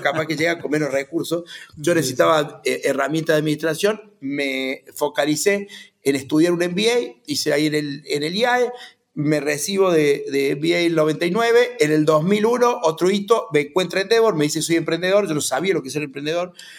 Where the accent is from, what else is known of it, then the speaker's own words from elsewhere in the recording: Río Cuarto, Córdoba, Argentina; Yo soy de Río Cuarto, eh, nieto de, y bisnieto de inmigrantes que vinieron a la Argentina a hacer su historia.